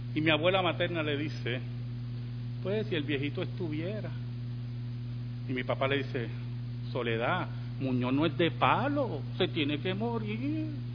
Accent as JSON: {"language": "Spanish", "country": "Puerto Rico"}